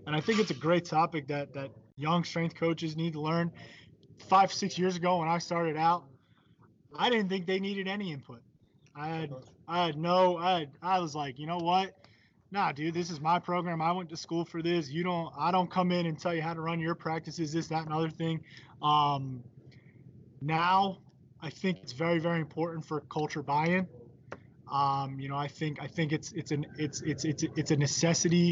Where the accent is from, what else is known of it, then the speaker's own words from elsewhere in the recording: Philadelphia area, Pennsylvania, United States; moved away as an adult; also born or lived in Charlotte; now in Baltimore, United States; I moved back up home to the Philadelphia area